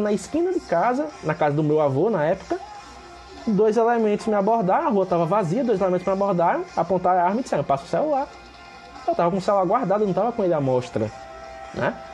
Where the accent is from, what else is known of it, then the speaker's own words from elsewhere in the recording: Penedo, Alagoas, Brazil; eu sou de Penedo, que é uma cidade pequena aqui no interior de Alagoas